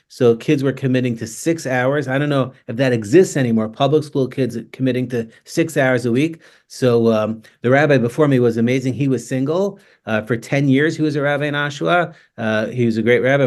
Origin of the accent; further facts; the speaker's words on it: New York City, New York, United States; now in Toronto, Canada; I grew up in Staten Island